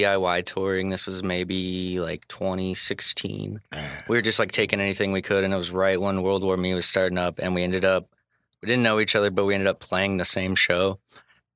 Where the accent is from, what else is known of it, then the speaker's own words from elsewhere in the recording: St. Louis, Missouri, United States; I'm actually not from the Chicago area. I'm from St. Louis.